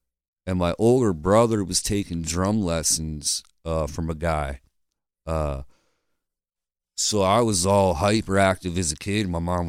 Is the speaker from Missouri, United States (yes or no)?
no; Lancaster, Pennsylvania, United States; I was born here